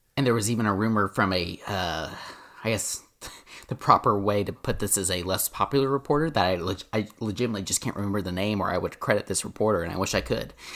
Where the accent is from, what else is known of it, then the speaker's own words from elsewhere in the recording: Owasso, Oklahoma, United States; we grew up with back, uh, growing up in Owasso